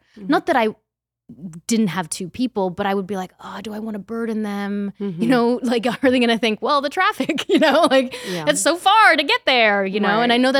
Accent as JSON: {"language": "English", "country": "Australia", "also_born_or_lived": "Austin", "moved": "yes", "said": "I'm Australian."}